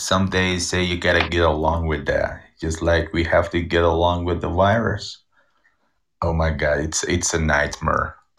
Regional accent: Iran; I come from Iran.

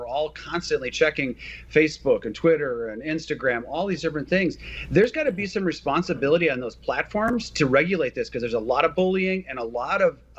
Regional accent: Minnesota, United States; It's great to be back in my home state

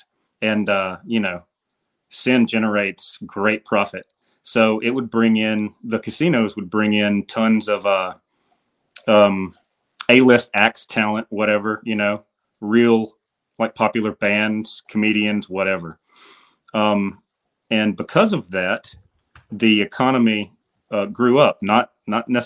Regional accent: Columbus, Georgia, United States; moved away; I'm from the Columbus, Georgia area.

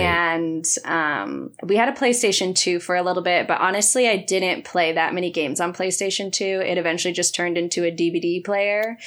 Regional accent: Stockton, California, United States; now in Los Angeles, United States; growing up in Stockton

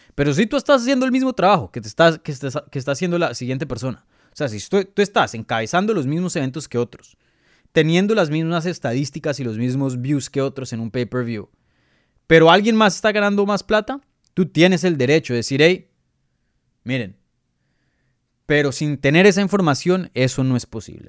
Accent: Colombia; yo soy colombiano

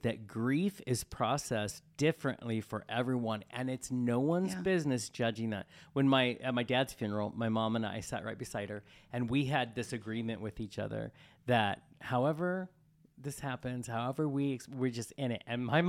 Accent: Colorado, United States; I grew up in Colorado.

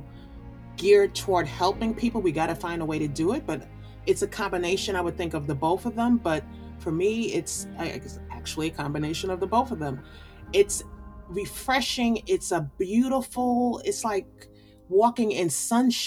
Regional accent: New York City, New York, United States; being from the Brooklyn of New York

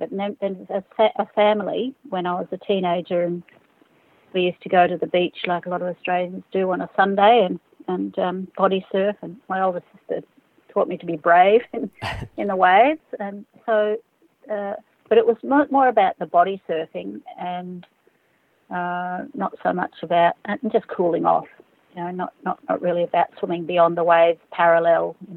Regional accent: Fiji; I grew up in Fiji and spent a lot of time, you know, with my father and mother and sisters uh, swimming in around Coral Island.

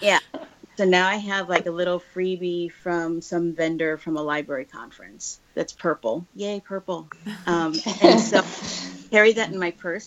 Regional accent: Denver, Colorado, United States; also born or lived in Chicago area; now in California, United States; I grew up in Denver. I didn't grow up in New York City

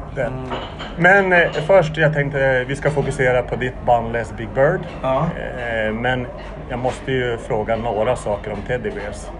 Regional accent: Sollefteå, Västernorrland County, Sweden; Det var en sketen byhåla i Norrland där jag växte upp, eh, Sollefteå.

